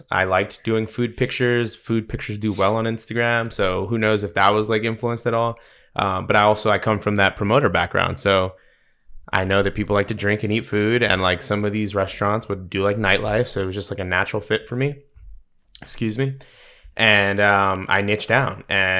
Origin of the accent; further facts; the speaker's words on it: East Coast, United States; also born or lived in Salinas, California; Most people don't know I was born in California. So I was born in Salinas to a truck driver a dad, and grew up on the East Coast.